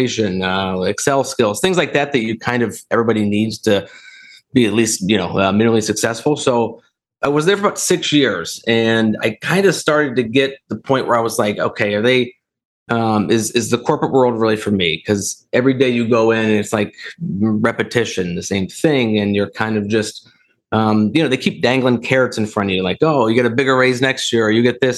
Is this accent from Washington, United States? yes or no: no; Dayton, Ohio, United States; also born or lived in Akron, Ohio; now in Columbus, United States; I grew up in Dayton, Ohio, lived there until I went to college